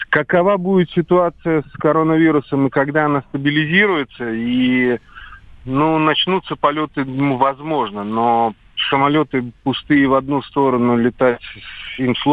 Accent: Baku, Azerbaijan; moved away; я сам родился и вырос в Баку, поэтому как бы для меня это единственный родной город

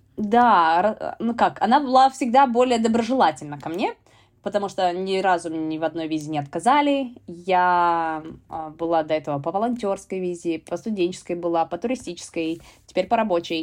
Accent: Murmansk, Murmansk Oblast, Russia; moved away as an adult; also born or lived in United States / United Kingdom; now in London, United Kingdom

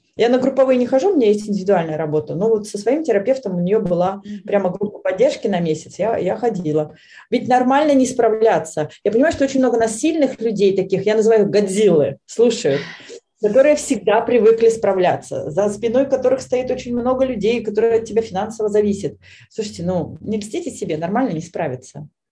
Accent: Veliky Novgorod, Novgorod Oblast, Russia; в моем родном городе, в Великом Новгороде

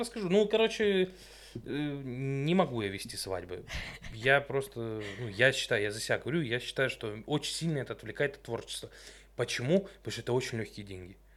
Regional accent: Stavropol, Stavropol Krai, Russia; Мы первые из Ставрополя

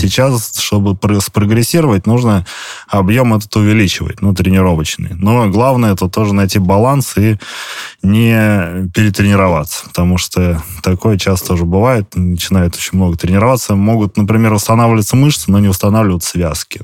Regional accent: Leningrad Oblast, Russia; я из Ленобласти

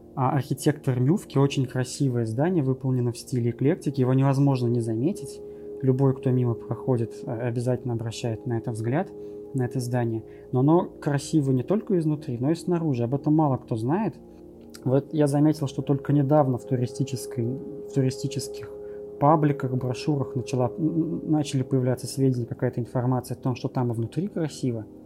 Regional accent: Kazan, Tatarstan, Russia; moved away as an adult; now in Germany; я как, как настоящий коренной житель Казани

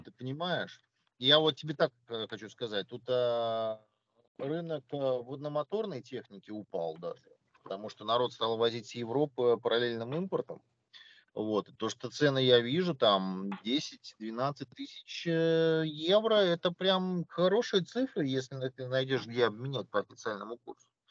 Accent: Russia; я из России

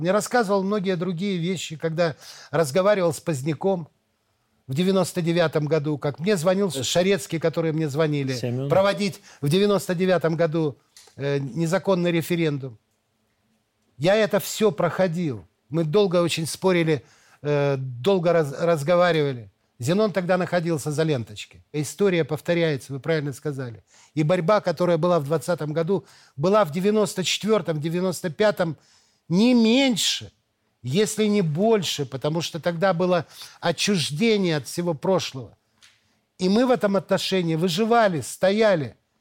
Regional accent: Belarus; мои предки все здесь, в Беларуси. Моего дедушку, бабушку, отца, все знают. И сейчас я приезжаю к себе в деревню, в деревню Каролина

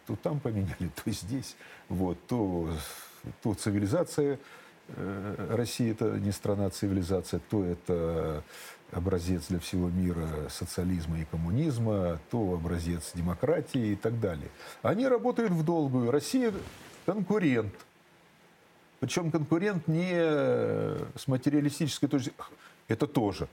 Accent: Kharkiv, Kharkiv Oblast, Ukraine; born or raised there; accent: southern Russian dialect; moved away as an adult; also born or lived in Shepetivka, Ukraine; now in Russia

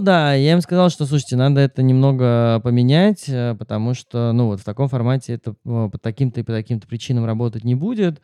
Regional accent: Moscow, Russia; moved away as an adult; я родился в Москве

